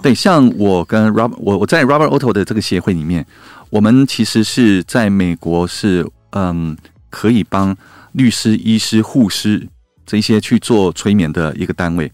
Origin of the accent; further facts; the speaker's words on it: Taiwan; 身为台湾人